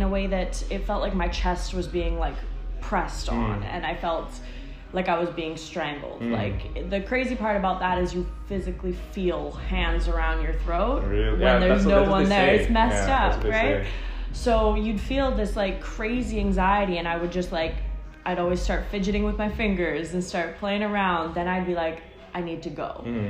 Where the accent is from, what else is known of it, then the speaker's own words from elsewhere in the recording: Burnaby, British Columbia, Canada; I have born and raised in Burnaby.